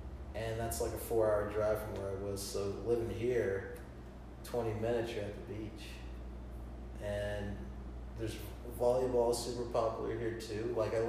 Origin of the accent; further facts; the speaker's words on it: Georgia, United States; now in Florida, United States; I'm from Georgia, so it's very similar. Like, you know, it's the South, so you're going to hear the twang and the accents.